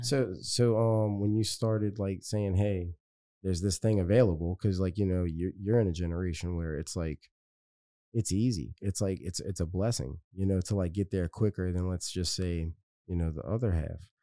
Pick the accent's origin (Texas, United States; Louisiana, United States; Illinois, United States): Louisiana, United States; West Bank; I'm from the West Bank